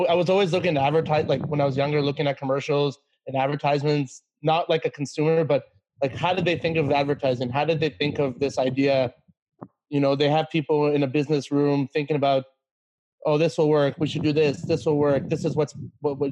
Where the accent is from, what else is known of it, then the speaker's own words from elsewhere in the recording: Canada; also born or lived in China; I'm from Canada